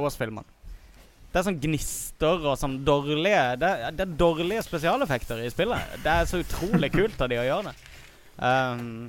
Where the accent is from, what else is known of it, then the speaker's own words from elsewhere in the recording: Kristiansand, Agder, Norway; Pappa hadde akkurat fått en 286 eh, på hjemmekontoret sitt hjemme i Kristiansand